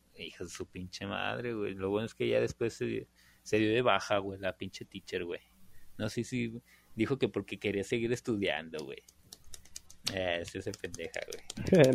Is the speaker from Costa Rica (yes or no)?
no; Mexico; como buenos mexicanos que somos